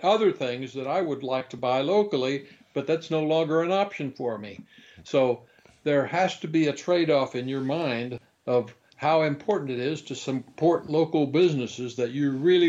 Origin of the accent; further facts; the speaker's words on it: Kansas, United States; I liken this kind of a decision to very much to the small towns that I grew up in Kansas.